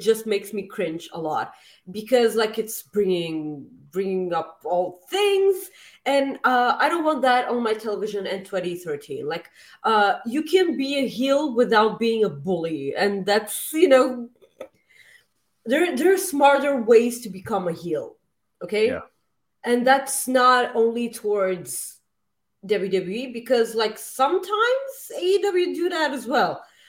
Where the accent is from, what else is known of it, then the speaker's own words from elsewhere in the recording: Winnipeg, Manitoba, Canada; I'm from Winnipeg.